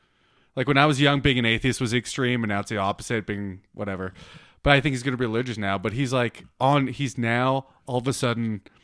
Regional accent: Canada; I'm too Canadian.

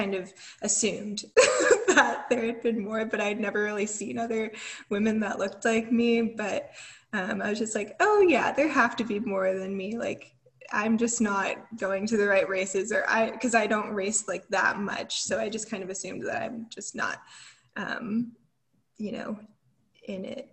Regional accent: Atlanta, Georgia, United States; I'm from Atlanta, I had like family there

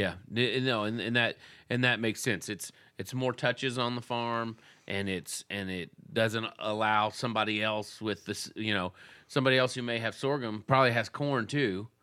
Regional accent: Texas, United States; growing up in Texas

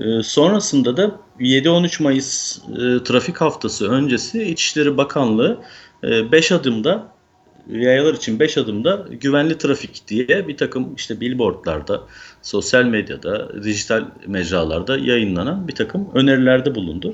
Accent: Manisa, Turkey; moved away as an adult; also born or lived in Izmir; now in Istanbul, Turkey; 1977 Manisa doğumluyum. Ee, Manisa'da eğitimimi lise eğitimine kadar tamamladıktan sonra İzmir'e taşındım üniversite sebebiyle.

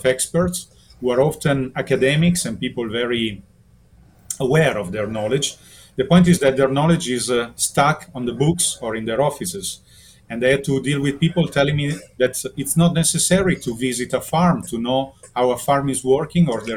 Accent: Italy; because I'm from Italy, I'm in Germany right now, but I'm from Italy

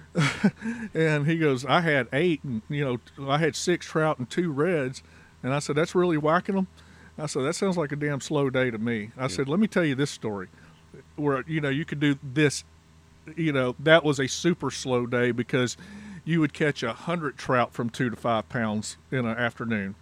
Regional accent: Texas, United States; also born or lived in Louisiana; in Texas and considering myself a Texan, even though I was born in Louisiana

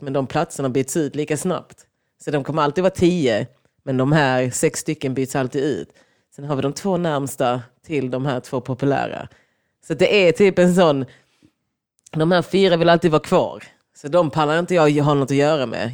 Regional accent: Lund, Skåne, Sweden; vi gick ju på olika sidor av Lund

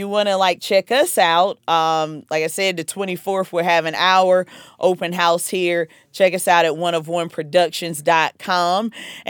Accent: South Carolina, United States; accent: Southern; now in Fort Lee, United States

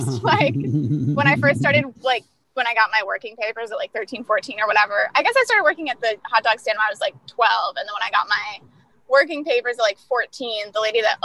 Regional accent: Cambridge, New York, United States; also born or lived in Albany, New York; I'm actually from a town called Cambridge, New York. That's about an hour outside of Albany. I went to high school in Albany, New York.

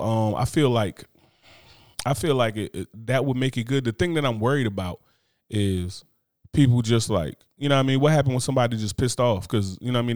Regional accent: New Jersey, United States; growing up in Jersey

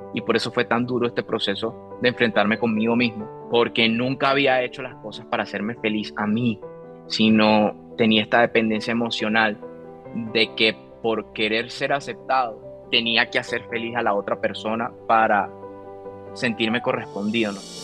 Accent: Venezuela; En mi país, Venezuela, em, tuve la oportunidad de, bueno, eh, comenzar, crecer

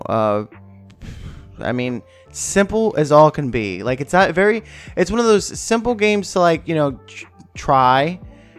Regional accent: New York, United States; growing up in New York, that was the game

